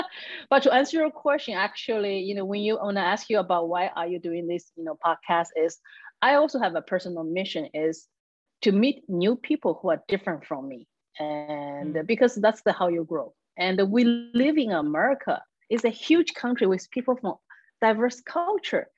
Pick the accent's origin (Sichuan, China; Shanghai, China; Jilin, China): Sichuan, China; Chengdu; first language Chinese; English is a second language; moved away as an adult; now in Texas, United States; I live in the capital city of Sichuan called Chengdu